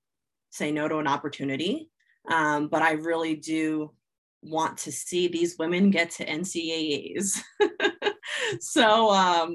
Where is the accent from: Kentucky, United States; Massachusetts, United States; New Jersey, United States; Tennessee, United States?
New Jersey, United States; growing up in South Jersey, I am a diehard Philly sports fan